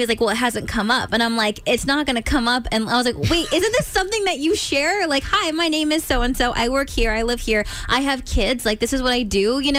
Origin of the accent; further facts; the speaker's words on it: California, United States; now in Maryland, United States; I grew up in California, and everyone always says it's like L.A., L.A. Nah.